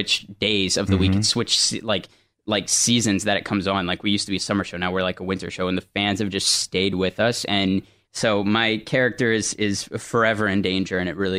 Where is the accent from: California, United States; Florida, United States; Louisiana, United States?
Louisiana, United States; Thibodaux; I'm from Thibodaux.